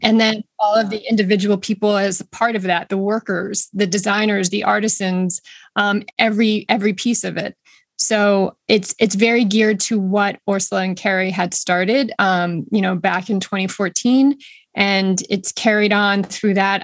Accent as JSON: {"language": "English", "town": "Boston", "region": "Massachusetts", "country": "United States", "said": "I am from the Boston area"}